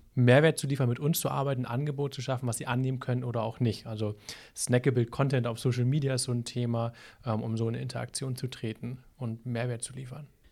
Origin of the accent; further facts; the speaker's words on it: Hamburg, Germany; now in Minden-Lübbecke, Germany; das sage ich als Hamburger